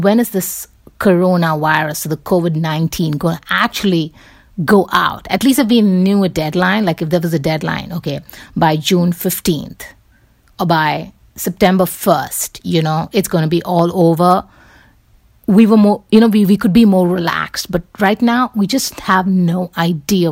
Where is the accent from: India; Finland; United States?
India; Mumbai, Maharashtra; moved away; I grew up in Bombay.